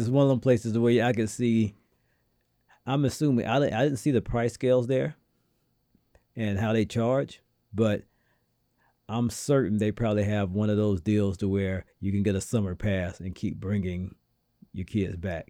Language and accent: English; the South, United States; now in New England, United States; being a Southerner myself